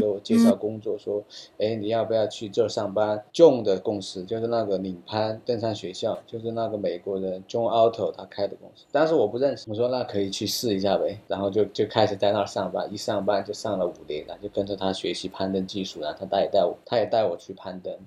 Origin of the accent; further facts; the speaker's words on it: Sichuan, China; 我是四川人，我是四川人